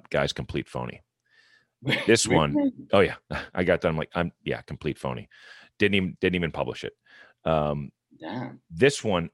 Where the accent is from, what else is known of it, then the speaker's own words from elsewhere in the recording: Milwaukee, Wisconsin, United States; I'm from Milwaukee